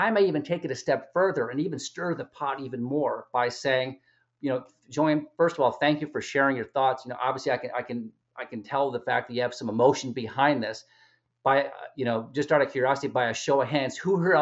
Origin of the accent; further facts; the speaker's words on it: Chicago, Illinois, United States; I'm from Chicago, Illinois.